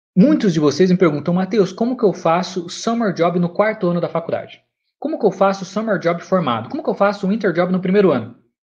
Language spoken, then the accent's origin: Portuguese; São Paulo, Brazil; Eu venho de São Paulo, tá? Não, não capital, mas do estado de São Paulo